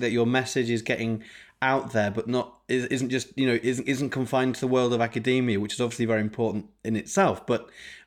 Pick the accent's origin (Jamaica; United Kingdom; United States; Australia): United Kingdom; Yorkshire and the Humber; growing up in Yorkshire, playing the trombone in the brass band.